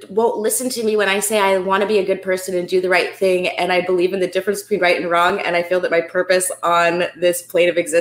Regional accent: California, United States; I'm from California

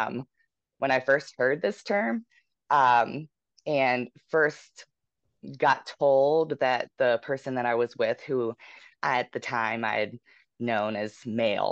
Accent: West Virginia, United States; moved away as an adult; now in Denver, United States; I'm from West Virginia. So I moved out to Denver in 2017. And so, you know, growing up in West Virginia

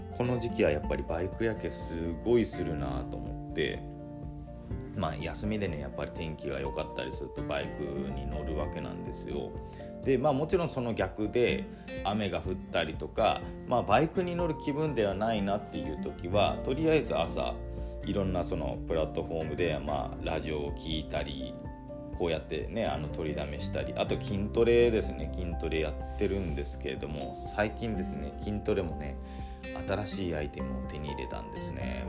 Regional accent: islands of Nagasaki, Japan; moved away as an adult; also born or lived in Aichi; 田舎から出てきて、本当に長崎の島の方から出てきて、愛知にね、高校卒業して、愛知の、まあ、自動車メーカーに入って

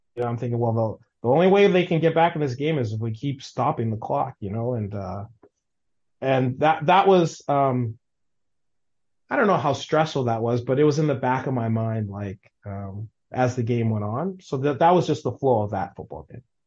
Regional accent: Winnipeg, Manitoba, Canada; I grew up in Waverly Heights.

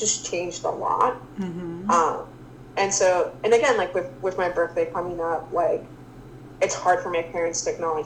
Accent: United States; growing up in the States, growing up in a westernized country

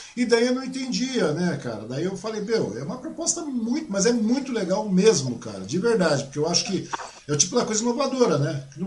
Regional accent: Biritiba Ussu, São Paulo, Brazil; Minha mãe morava lá em Biritibuçu, eu nasci lá em Biritibuçu

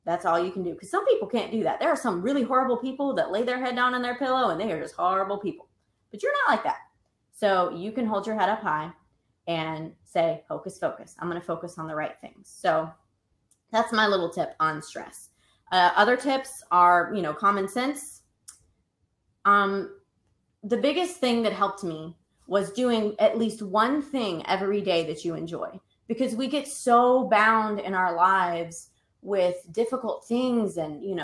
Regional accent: the South, United States; I'm from the South.

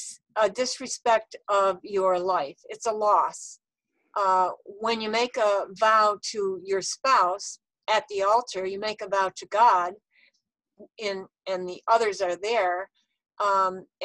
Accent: Texas, United States; people I grew up with in Texas

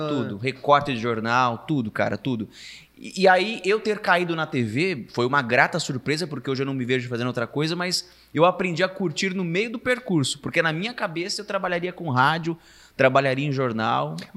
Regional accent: Araçatuba, São Paulo, Brazil; also born or lived in Bauru; now in São Paulo, Brazil; eu vou trabalhar em Aracatuba. É, é, a minha terra, eu vou trabalhar ali. Só que as coisas foram se desenrolando de uma tal forma que quando eu vi, eu fui morar em Bauru, de Bauru fui para São Paulo e tô em São Paulo.

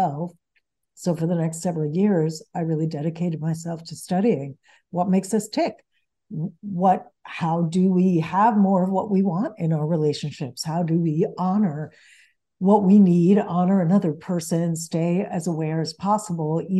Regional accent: United States; English is a second language; also born or lived in New York; Even though I grew up in the United States, mm-hmm. I was going to Venezuela and Sweden every year where the bulk of my family lives. And English was my third language

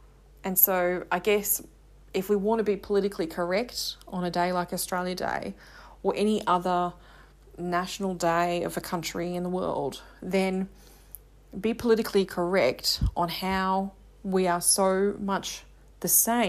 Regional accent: England, United Kingdom; I love being English. I'm proud to be British.

